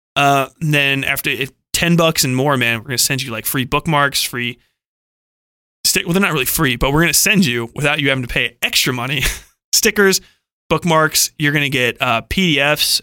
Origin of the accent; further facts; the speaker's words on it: Cincinnati, Ohio, United States; I'm from Cincinnati, Ohio